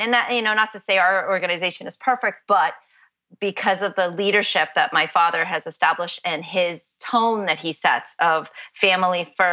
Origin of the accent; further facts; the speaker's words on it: Orlando, Florida, United States; also born or lived in Boston; I was raised in Orlando